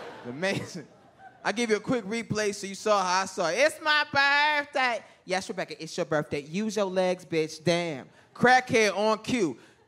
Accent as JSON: {"language": "English", "region": "Mississippi", "country": "United States", "said": "We're from Mississippi, so Thanksgiving."}